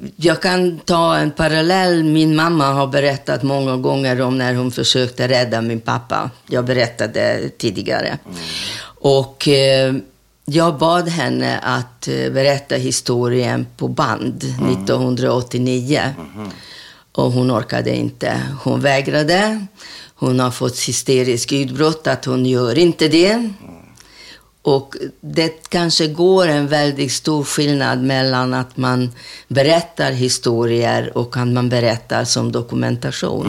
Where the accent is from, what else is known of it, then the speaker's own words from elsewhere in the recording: Budapest, Hungary; Swedish is a second language; moved away as an adult; now in Sweden; nästa gata heter Raoul Wallenberg gata där jag är uppvuxen mm -hmm. i Budapest.